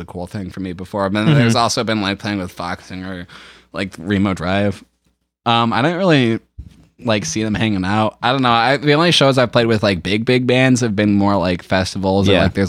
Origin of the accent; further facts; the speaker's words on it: Dallas, Texas, United States; born there; I was born in Dallas, actually.